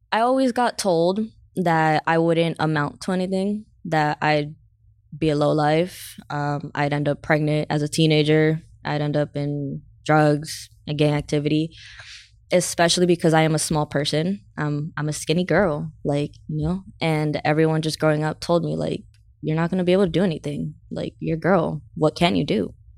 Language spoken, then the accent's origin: English; San Diego, California, United States; I grew up in Southeast San Diego, so, uh, Skyline, Skyline area.